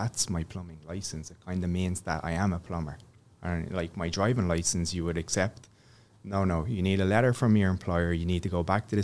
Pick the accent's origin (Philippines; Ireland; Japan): Ireland; moved away as an adult; now in Canada; being from Ireland